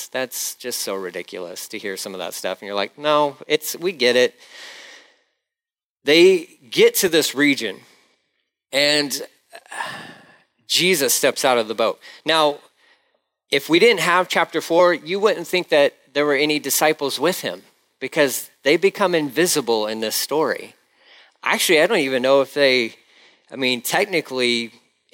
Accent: Galveston, Texas, United States; I'm Galveston. Galveston. Where's that? Texas.

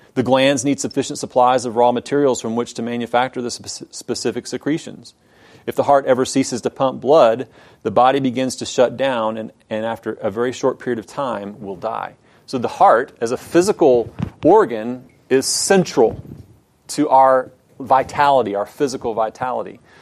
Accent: Houston, Texas, United States; I grew up in Houston

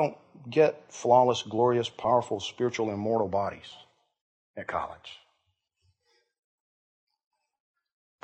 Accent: Georgia, United States; I grew up in Georgia.

